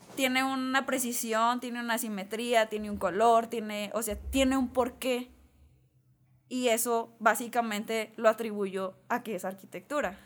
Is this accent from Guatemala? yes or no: no; Mexico; como mexicanos tenemos muy arraigado que la familia es lo más importante